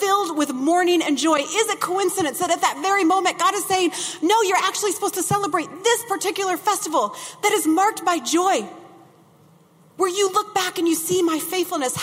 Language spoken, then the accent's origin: English; Midwest, United States; I grew up in the Midwest